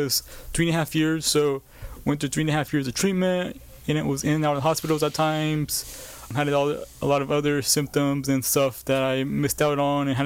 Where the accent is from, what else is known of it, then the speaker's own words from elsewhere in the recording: Bakersfield, California, United States; I was born and raised in Bakersfield, California